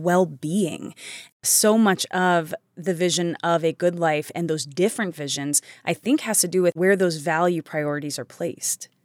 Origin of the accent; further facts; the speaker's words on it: United States; I am an American. I live in America